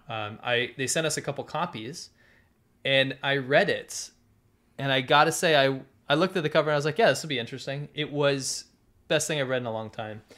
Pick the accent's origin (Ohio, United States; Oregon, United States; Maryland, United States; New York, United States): New York, United States; Binghamton; moved away; also born or lived in China; Binghamton where I'm from